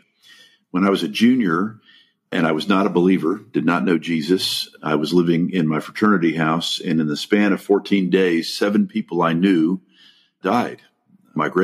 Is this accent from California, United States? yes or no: yes; Los Angeles, California, United States; also born or lived in The Hague, Netherlands; now in Dallas, United States; My parents moved to the United States when I was 2, and I grew up in East Los Angeles